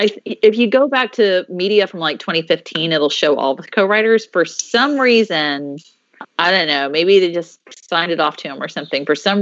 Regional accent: Mississippi, United States; born or raised there

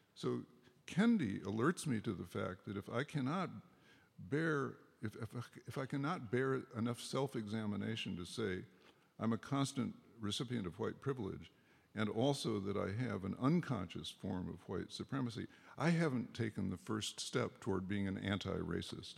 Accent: Berkeley, California, United States; I was from Berkeley, so I was the diversity guy

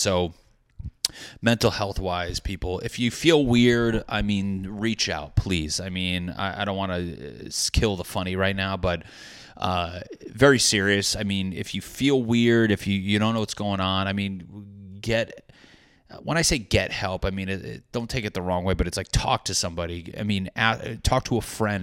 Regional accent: New England, United States; I'm a guy from New England.

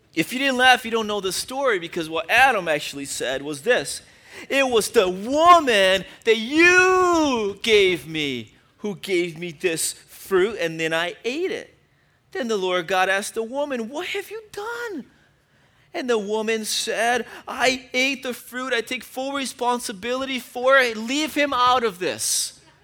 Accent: Brazil; moved away; I grew up in Brazil

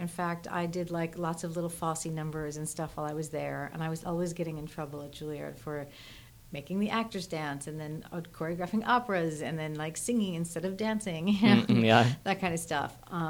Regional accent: New Jersey, United States; I grew up in Jersey.

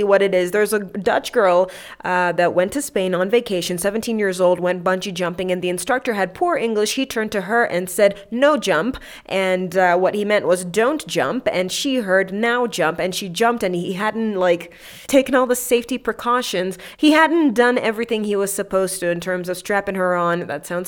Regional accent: Kenya; as a Kenyan

